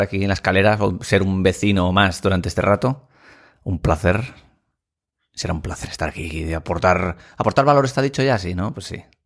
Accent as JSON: {"language": "Spanish", "region": "Asturias", "country": "Spain", "also_born_or_lived": "Madrid / Gijón", "said": "somos asturianos"}